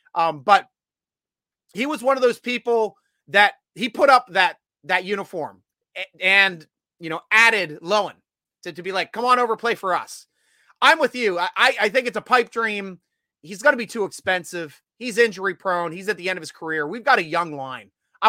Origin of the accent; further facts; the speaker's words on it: Williamsport, Pennsylvania, United States; also born or lived in Hershey, Pennsylvania; I lived in Hershey for 4 years. I'm from farther north on the Susquehanna where it splits. I'm from Williamsport territory. So not far from Harrisburg.